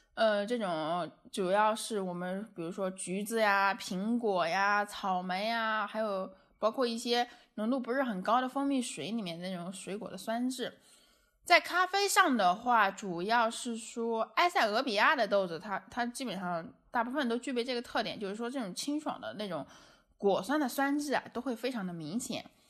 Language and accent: Chinese; China; 我们中国人的饮食习惯